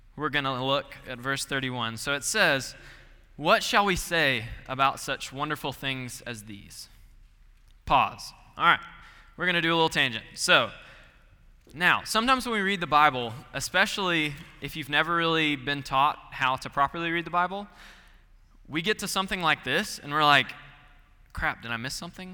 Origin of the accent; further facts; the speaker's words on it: Gainesville, Georgia, United States; moved away as an adult; I'm from Gainesville, Georgia, forty-five minutes northeast of Atlanta